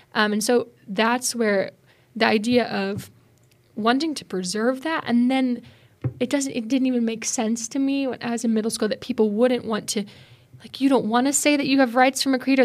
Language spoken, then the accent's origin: English; Spokane, Washington, United States; moved away; I'm from Spokane, Washington, out west